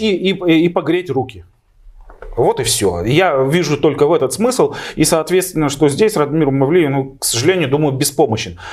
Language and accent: Russian; Bashkortostan, Russia